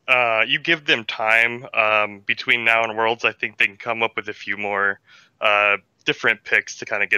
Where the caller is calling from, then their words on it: Phoenix, Arizona, United States; Phoenix, Arizona.